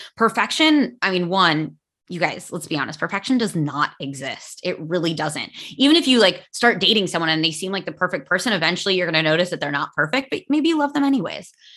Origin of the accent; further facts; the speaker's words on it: United States; first language English; I am American and my English is native